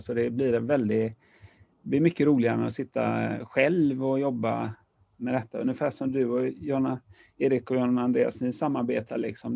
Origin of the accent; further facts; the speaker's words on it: Partille, Västra Götaland, Sweden; also born or lived in Gothenburg / Lerum; Jag växte upp utanför Göteborg, i Partille